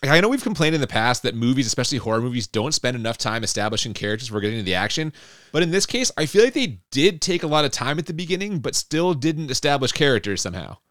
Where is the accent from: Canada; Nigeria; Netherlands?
Canada; we're Canadian